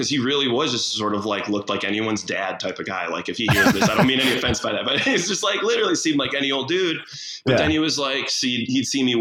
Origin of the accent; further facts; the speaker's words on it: Frankfort Square, Illinois, United States; now in Chicago, United States; I got my first job when I was 16 at a little cafe in my hometown. Where's that? Frankfurt Square. It's like south suburbs of Chicago.